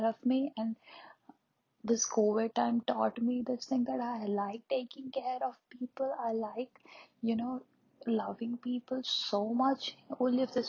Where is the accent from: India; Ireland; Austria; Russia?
India; I'm an Indian